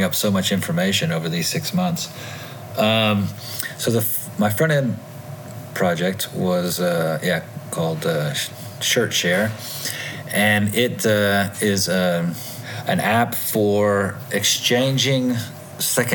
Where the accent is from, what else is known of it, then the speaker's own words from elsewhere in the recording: Tennessee, United States; moved away as an adult; also born or lived in Asia; I moved back to my home state of Tennessee